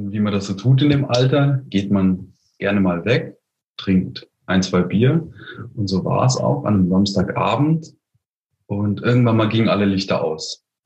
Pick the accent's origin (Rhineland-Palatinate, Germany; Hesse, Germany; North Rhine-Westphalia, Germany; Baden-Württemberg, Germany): Baden-Württemberg, Germany; Heidelberg; Ich komme aus Heidelberg